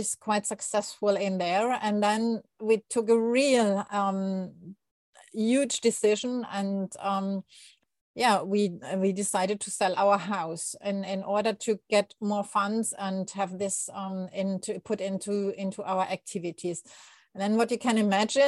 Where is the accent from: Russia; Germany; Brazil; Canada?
Germany; English is a second language; moved away as an adult; now in Asuncion, Paraguay; I'm not a native speaker of English, although I think I learned since I was 10. So it's in the meantime, it's quite a while. So I'm German and I moved here in December 21